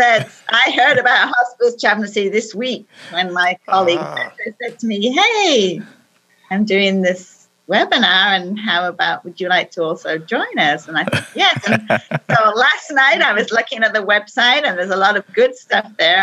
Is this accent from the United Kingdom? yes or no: yes; England, United Kingdom; now in Silicon Valley, United States; I was born in England